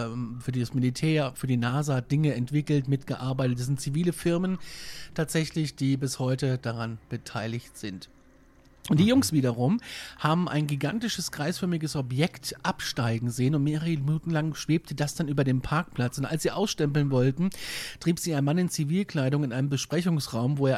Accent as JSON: {"language": "German", "region": "Hesse", "country": "Germany", "tie": "born there", "lives_now": "Bavaria, Germany", "said": "Ich bin ja Hesse. Ja, gebürtiger. aber ausgeklappter."}